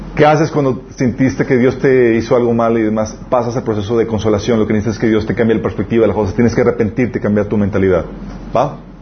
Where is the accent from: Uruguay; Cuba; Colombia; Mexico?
Mexico; nosotros somos mexicanos